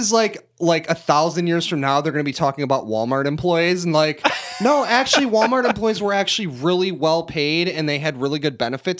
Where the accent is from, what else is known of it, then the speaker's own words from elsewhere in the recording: Canada; Okay, I'm from Canada, dude.